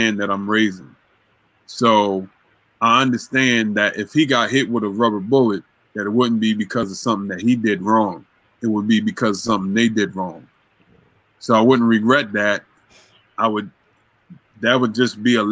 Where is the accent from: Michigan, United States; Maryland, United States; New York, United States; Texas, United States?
Maryland, United States; Baltimore; growing up in Baltimore and the things that I saw